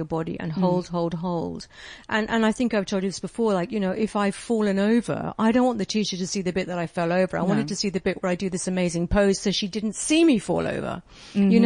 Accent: England, United Kingdom; moved away; also born or lived in Europe; I'm English

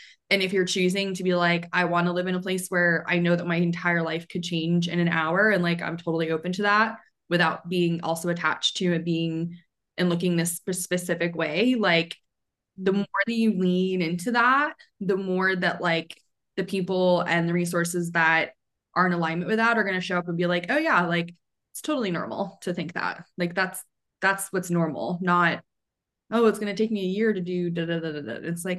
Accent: Maine, United States; now in Atlanta, United States; because I was pretty sheltered until I moved to Atlanta from Maine.

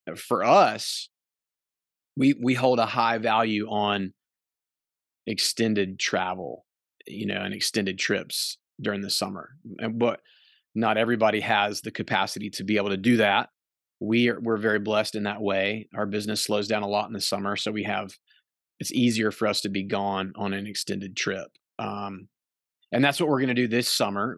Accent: North Carolina, United States; we're from North Carolina

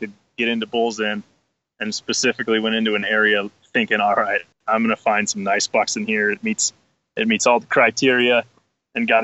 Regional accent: Pennsylvania, United States; moved away as an adult; Born and raised in Pennsylvania, moved out here, 10 years ago

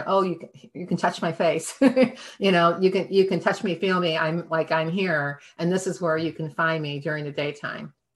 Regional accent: Michigan, United States; moved away; also born or lived in Cape Cod; I'm from Michigan

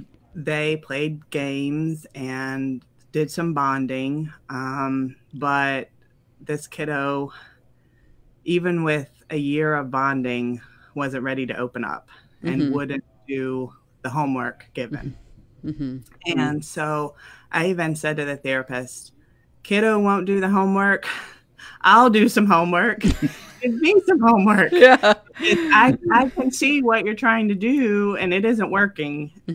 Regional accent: the South, United States; now in Ohio, United States; I'd say we're from the South, but we've lived all over, and we're currently living in Ohio.

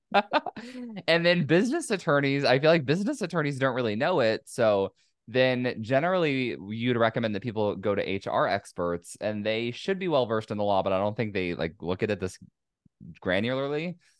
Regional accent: California, United States; it's my home state

